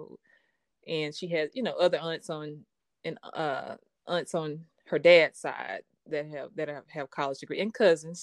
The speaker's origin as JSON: {"language": "English", "town": "Arkadelphia", "region": "Arkansas", "country": "United States", "tie": "born or raised there", "also_born_or_lived": "Jackson, Mississippi", "lives_now": "Little Rock, United States", "said": "Born and raised in Arkadelphia, Arkansas"}